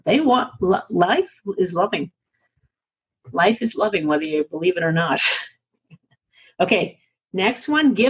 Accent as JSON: {"language": "English", "region": "New England", "country": "United States", "accent": "New England", "moved": "yes", "lives_now": "Colorado, United States", "said": "my New England accent? I am from New England originally, you guys. But I live in Colorado outside of Aspen"}